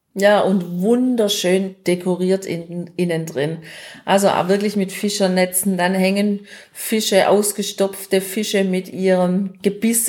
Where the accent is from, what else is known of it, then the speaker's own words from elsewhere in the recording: Germany; bei uns in Deutschland